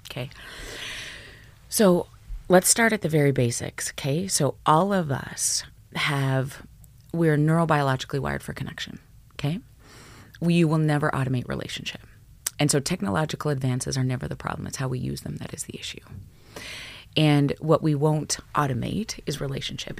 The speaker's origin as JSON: {"language": "English", "region": "Alberta", "country": "Canada", "tie": "born or raised there", "said": "I grew up in Alberta, small town Alberta"}